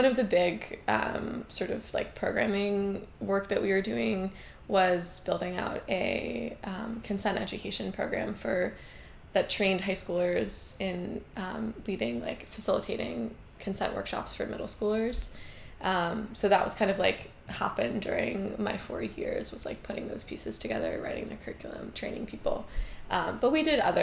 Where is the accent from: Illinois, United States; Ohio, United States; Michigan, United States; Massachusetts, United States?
Massachusetts, United States; Newton; also born or lived in Providence, Rhode Island; now in New York City, United States; I grew up in kind of like an urban suburb of Boston. I was born in Providence and spent a few years there, but most of my childhood was in New Inn